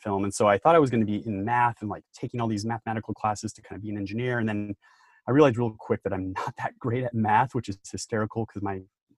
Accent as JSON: {"language": "English", "area": "Hudson River Valley", "region": "New York", "country": "United States", "tie": "born or raised there", "also_born_or_lived": "Salt Lake City, Utah", "moved": "as an adult", "said": "Was raised in Salt Lake City till the age of 7. When my dad got a job transfer to New York, and I grew up in the Hudson River Valley, about an hour north of New York City"}